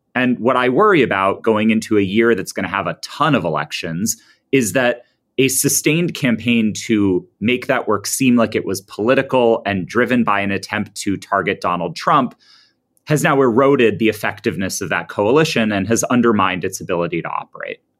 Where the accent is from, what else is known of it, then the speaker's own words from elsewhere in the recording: United States; I'm an American